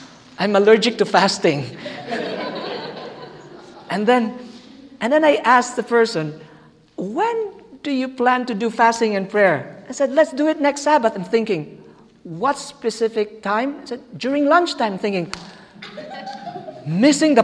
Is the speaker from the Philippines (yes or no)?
yes; Philippines; English is a second language; moved away; Our church, back in the Philippines, by the way, I'm a Filipino, back in the Philippines